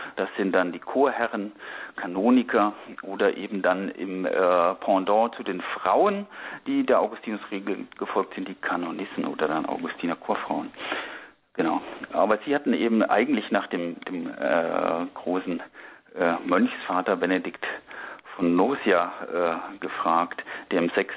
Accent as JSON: {"language": "German", "area": "Lower Franconia near Würzburg", "region": "Bavaria", "country": "Germany", "tie": "born or raised there", "moved": "yes", "lives_now": "Berlin, Germany", "said": "ich bin im katholischen Unterfranken bei Würzburg aufgewachsen"}